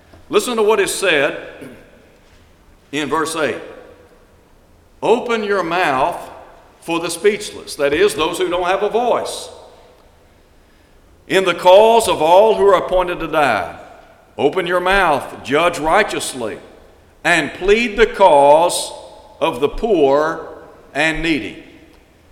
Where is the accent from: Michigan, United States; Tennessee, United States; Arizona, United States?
Tennessee, United States; Chattanooga; when I was a child growing up in Chattanooga, Tennessee